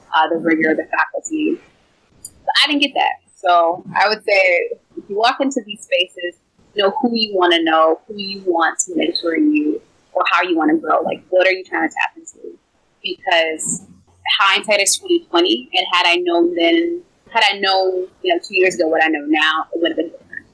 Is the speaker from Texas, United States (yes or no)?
yes; Texas, United States; I'm a Texan.